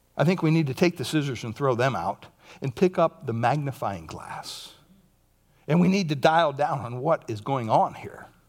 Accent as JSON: {"language": "English", "town": "Montoursville", "region": "Pennsylvania", "country": "United States", "tie": "born or raised there", "moved": "yes", "said": "my hometown, Montoursville, Pennsylvania."}